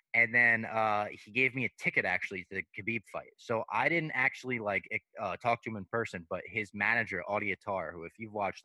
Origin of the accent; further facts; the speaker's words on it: Little Ferry, New Jersey, United States; my hometown in Little Ferry, New Jersey